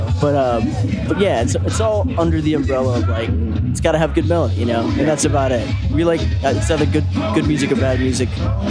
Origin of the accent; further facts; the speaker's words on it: Richmond, Virginia, United States; Yeah, we have ties to Virginia Beach, but born and raised in Richmond.